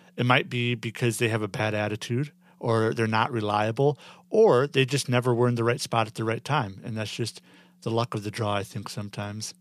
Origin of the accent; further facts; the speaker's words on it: Midwest, United States; I'm from the Midwest